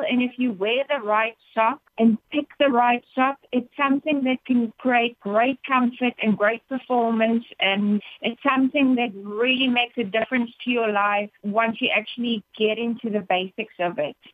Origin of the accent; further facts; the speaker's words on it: South Africa; moved away as an adult; now in United States; I am proudly South African, but proud to be in the States. I've been very blessed to spend the past 10 years of my life with my husband and my two boys in the States